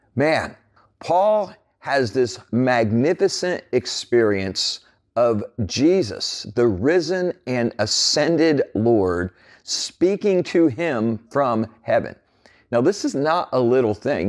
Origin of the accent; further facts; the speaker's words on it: New Jersey, United States; growing up as a teenager in New Jersey